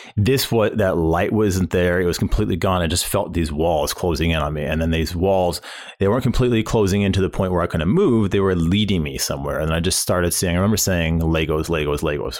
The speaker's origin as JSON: {"language": "English", "town": "St. Louis", "region": "Missouri", "country": "United States", "tie": "born or raised there", "said": "when I was a kid, uh, growing up in the Saint Louis area"}